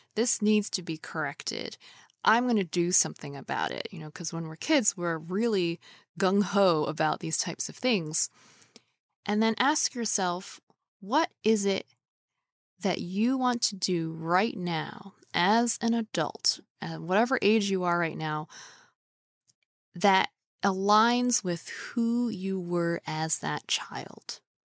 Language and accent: English; New York City, New York, United States; I grew up in New York City